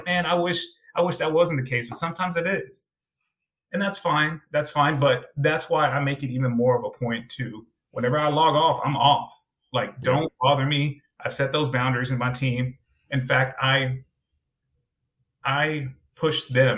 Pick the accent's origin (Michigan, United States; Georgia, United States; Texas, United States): Texas, United States; Austin; I'm from Austin, Texas